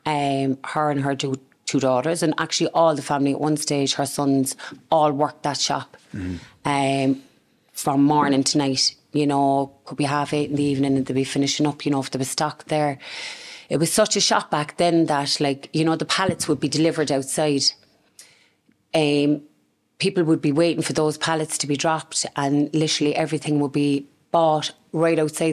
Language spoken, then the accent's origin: English; Cork, Ireland; I was born and raised in Ardenry. The family home is still there today